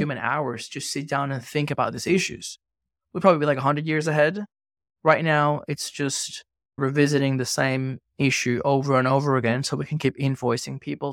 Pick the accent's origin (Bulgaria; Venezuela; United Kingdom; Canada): Venezuela; moved away; also born or lived in Australia; I grew up in Venezuela, and I studied law in Australia